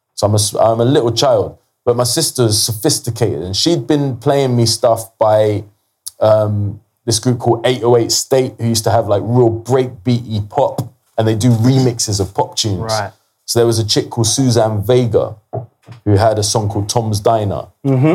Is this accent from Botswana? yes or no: no; London, United Kingdom; I grew up in Kilburn